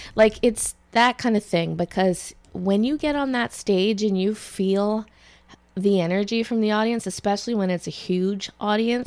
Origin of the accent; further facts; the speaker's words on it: Ottawa Valley, Canada; I'm from the Ottawa Valley